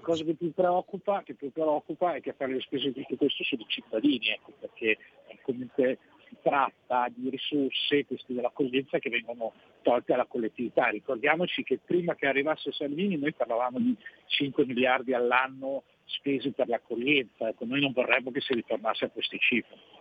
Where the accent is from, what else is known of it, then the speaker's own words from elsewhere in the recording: Milan, Lombardy, Italy; sono di Milano, eh, e l'abbiamo avuto anche come prefetto nella nostra città